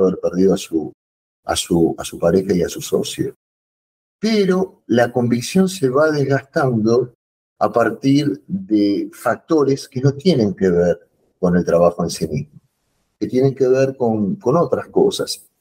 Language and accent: Spanish; Argentina; no estoy hablando como argentino ni como futbolero